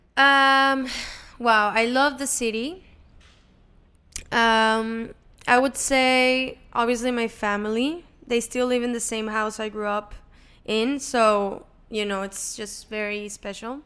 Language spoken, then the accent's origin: English; Monterrey, Nuevo León, Mexico; English is a second language; now in Los Angeles, United States; I'm from Monterrey, Mexico. Um, grew up there. I was born there, grew up there.